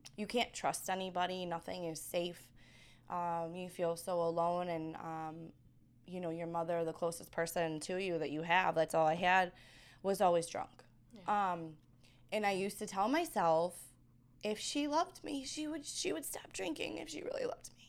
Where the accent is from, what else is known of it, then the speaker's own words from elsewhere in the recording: New York, United States; accent: East Coast; moved away; Got a little bit of New York. Because I'm, you know, I'm from New York